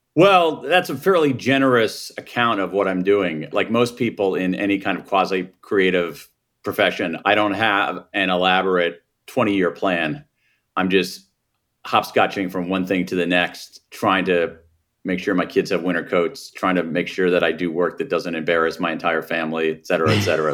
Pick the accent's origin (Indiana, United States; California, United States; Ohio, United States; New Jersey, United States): Ohio, United States; Columbus; moved away as an adult; I grew up in Columbus, Ohio, the American Midwest